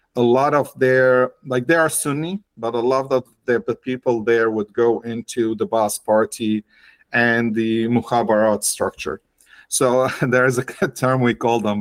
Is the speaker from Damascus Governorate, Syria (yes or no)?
no; Aleppo, Aleppo Governorate, Syria; I grew up in Aleppo. I finished high school in Aleppo